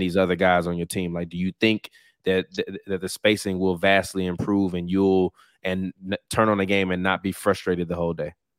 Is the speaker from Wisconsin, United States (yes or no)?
no; Chicago, Illinois, United States; I'm from Chicago